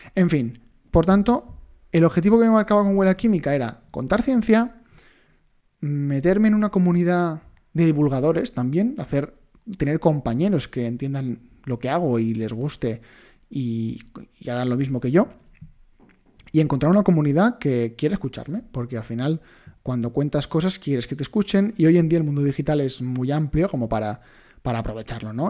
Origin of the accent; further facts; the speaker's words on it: Majorca, Balearic Islands, Spain; yo soy mallorquín